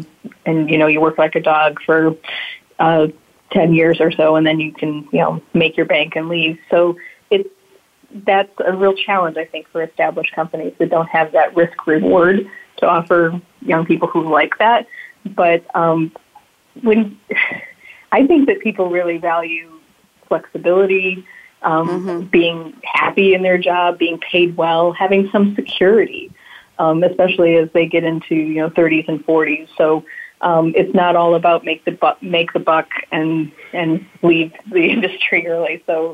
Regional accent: Flint, Michigan, United States; Like, you know, I grew up in Flint.

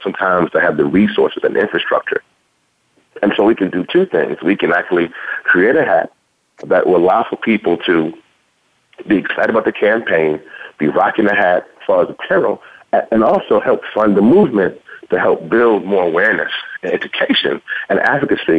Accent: Louisiana, United States; accent: southern; moved away; I'm originally from Louisiana

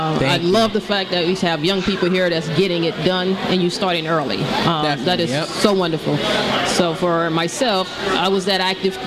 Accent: west of New Orleans, Louisiana, United States; now in Florida, United States; I'm from Louisiana.

